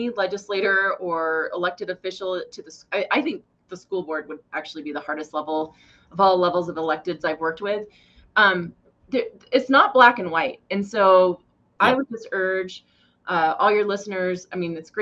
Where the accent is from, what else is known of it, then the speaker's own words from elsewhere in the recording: Goshen, Wyoming, United States; now in Cheyenne, United States; I came from Goshen